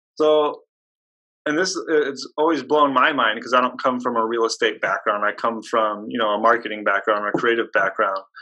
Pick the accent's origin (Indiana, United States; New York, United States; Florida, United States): Indiana, United States; Hobart; born or raised there